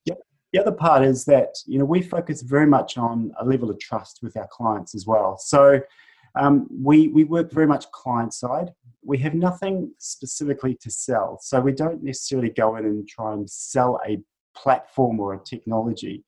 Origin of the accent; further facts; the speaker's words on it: New Zealand; moved away as an adult; also born or lived in north of Sydney, Australia; now in Australia; I'm a Kiwi, uh, originally from New Zealand, and uh, currently living in in Australia. I've been here for uh, 11 years